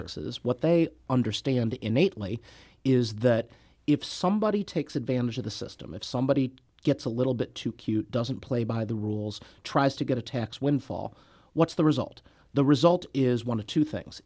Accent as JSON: {"language": "English", "town": "Clayton", "region": "Missouri", "country": "United States", "tie": "born or raised there", "said": "I grew up in Saint Louis County, born and bred"}